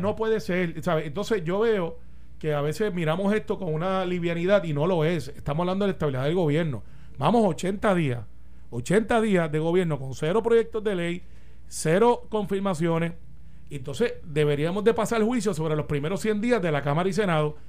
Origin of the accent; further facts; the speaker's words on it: Puerto Rico; siendo puertorriqueño